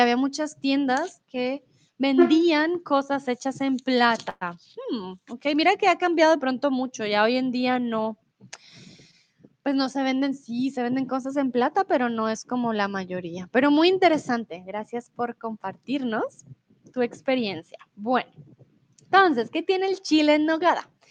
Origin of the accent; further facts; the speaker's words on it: Colombia; now in Mexico; yo soy de Colombia, pero eh, en estos momentos vivo en México.